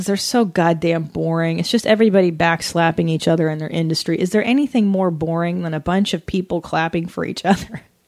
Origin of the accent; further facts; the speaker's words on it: San Fernando Valley, California, United States; growing up in the valley